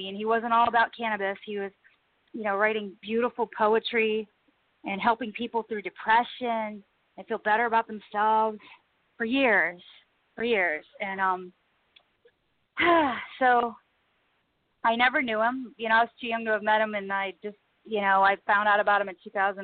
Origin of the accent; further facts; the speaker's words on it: United States; I'm an American girl